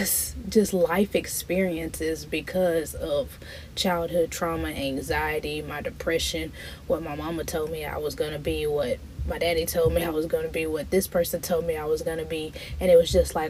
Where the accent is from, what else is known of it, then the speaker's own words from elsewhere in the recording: Broaddus, Texas, United States; moved away as an adult; also born or lived in Dallas, Texas; now in Houston, United States; all my life I stayed in a small town, Broadus, Texas, San Augustine, Texas. It's a really small town where everybody knows everybody.